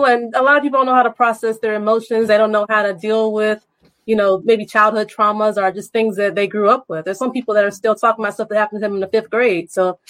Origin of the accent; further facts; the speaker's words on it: the South, United States; Well, I grew up in the South, so I'm in the Bible Belt.